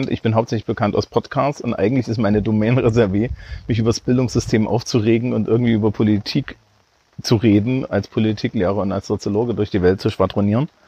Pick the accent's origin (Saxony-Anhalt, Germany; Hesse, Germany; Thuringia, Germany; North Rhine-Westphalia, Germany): Thuringia, Germany; Eisenach; Meine, meine Heimatstadt, genau.